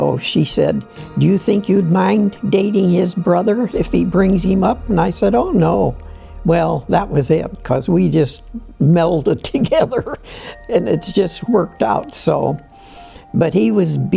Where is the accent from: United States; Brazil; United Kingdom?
United States; Canton, Ohio; I'm from Canton, Ohio. I was born in 10/11/23, and my mother and dad had a restaurant in downtown Canton, and we had a hotel up above the restaurant, and that's where I was raised.